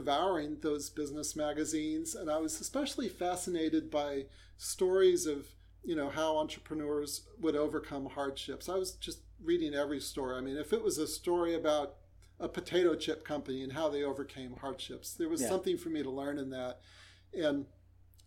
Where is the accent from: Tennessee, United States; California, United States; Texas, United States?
California, United States; Silicon Valley; I'm born and bred in Silicon Valley